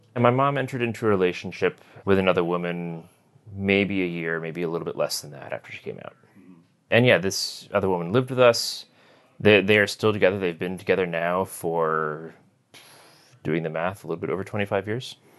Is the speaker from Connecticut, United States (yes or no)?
yes; Connecticut, United States; now in New York City, United States; I grew up in Connecticut, sort of the northwest corner of the state